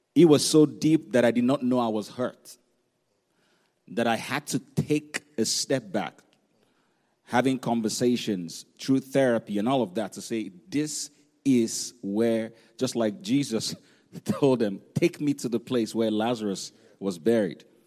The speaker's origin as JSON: {"language": "English", "country": "Nigeria", "tie": "born or raised there", "said": "when we were growing up in Nigeria"}